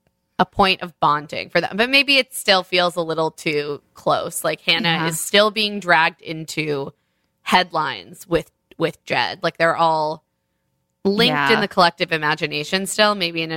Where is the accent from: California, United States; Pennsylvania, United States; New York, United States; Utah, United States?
New York, United States; as a New Yorker, you should be aware of the fact that people very often recognize someone